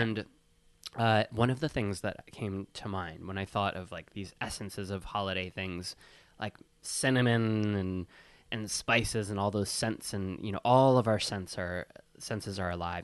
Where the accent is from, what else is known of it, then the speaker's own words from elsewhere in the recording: Wisconsin, United States; I grew up in Wisconsin.